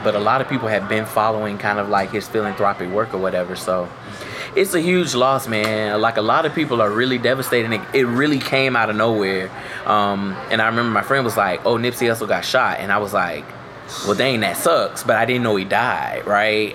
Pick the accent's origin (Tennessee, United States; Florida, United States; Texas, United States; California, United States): Florida, United States; I'm from Florida